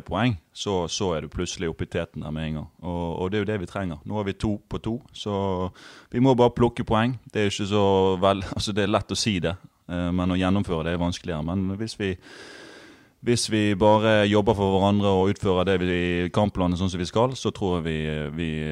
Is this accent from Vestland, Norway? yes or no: yes; Bergen, Vestland, Norway; på Møhlpris, der jeg er fra, der er det buekorps